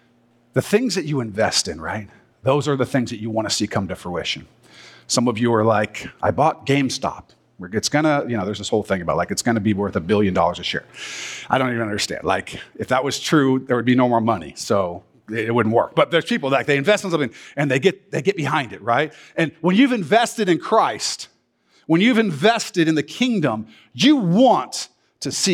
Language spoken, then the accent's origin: English; Southern California, United States; moved away; also born or lived in Washington; We lived in Southern California. We're one of those people. I was born in Washington, though, so I'm allowed to come here. But we lived in Southern California when I was a kid